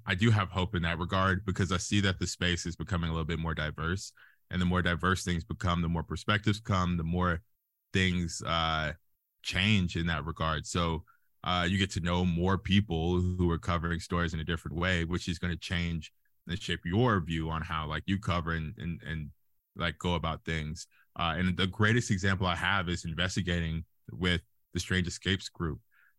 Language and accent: English; Alabama, United States; I guess the biggest thing is that I'm from Alabama. I usually get like question marks and see them in people's eyes when I say, yeah, I'm from like the country, and they're like, you? And I'm like, yeah, I'm from as country as you can get in Alabama.